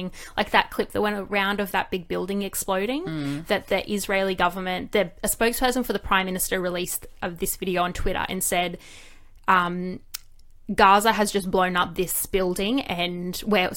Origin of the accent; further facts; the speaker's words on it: Australia; I'm Australian